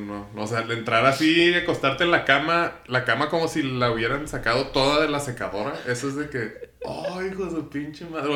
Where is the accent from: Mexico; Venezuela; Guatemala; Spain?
Mexico; Ciudad Juárez, Chihuahua; yo soy de Ciudad Juárez